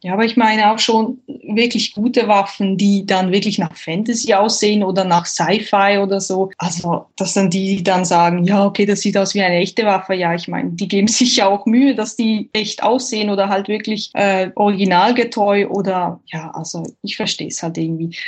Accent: Switzerland; bei uns in der Schweiz

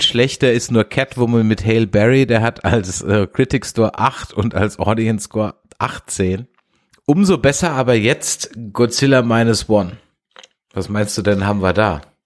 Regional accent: Germany; als Deutscher

